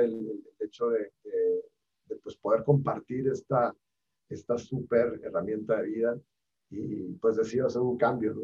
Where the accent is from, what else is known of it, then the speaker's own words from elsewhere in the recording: Hermosillo, Sonora, Mexico; moved away as an adult; now in Mexico City, Mexico; yo soy de Hermosillo, pero vivo, llevo acá 10 años